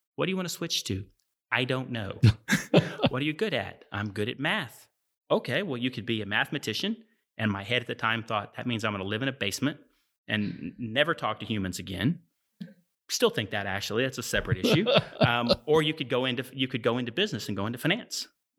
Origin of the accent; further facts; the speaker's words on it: Lawton, Oklahoma, United States; Grew up in Lawton. I graduated Lawton High in 1992. Decided to come to Stillwater.